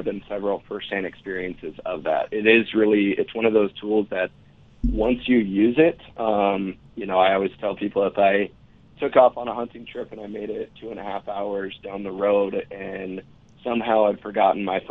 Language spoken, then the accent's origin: English; Montana, United States; I grew up in Montana. I've hunted in Montana all my life